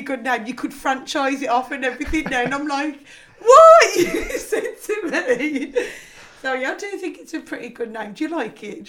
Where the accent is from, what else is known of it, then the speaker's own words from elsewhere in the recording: Liverpool, North West England, United Kingdom; accent: Scouse; my Scouse accent.